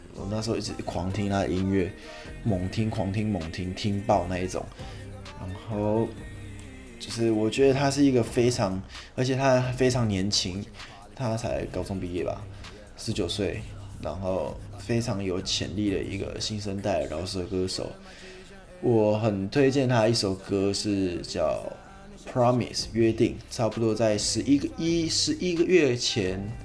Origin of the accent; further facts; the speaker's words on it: Taiwan; 用我们台湾人很常讲到的一个口头禅